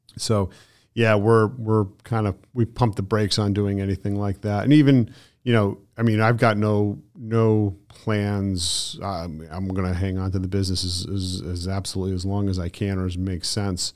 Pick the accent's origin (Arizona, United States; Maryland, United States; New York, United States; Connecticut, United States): Connecticut, United States; moved away as an adult; now in Southwest Florida, United States; I come from Connecticut, so I've been there my whole life